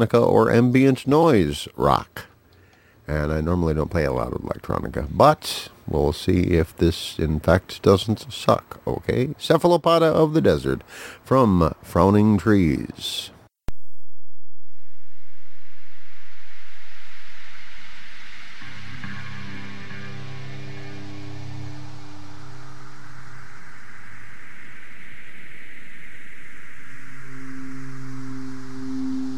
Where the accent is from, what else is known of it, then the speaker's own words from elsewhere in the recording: Duluth, Minnesota, United States; Duluth, Minnesota, my hometown, out on the edge of Lake Superior